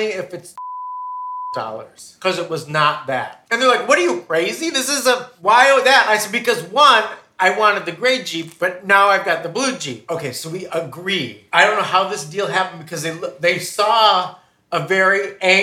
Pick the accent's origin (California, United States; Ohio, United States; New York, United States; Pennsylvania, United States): New York, United States; moved away; I'm from New York